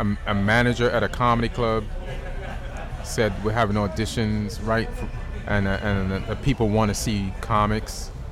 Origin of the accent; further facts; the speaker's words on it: New York, United States; moved away as an adult; now in California, United States; I'm from New York, so I came out here, did the first writing job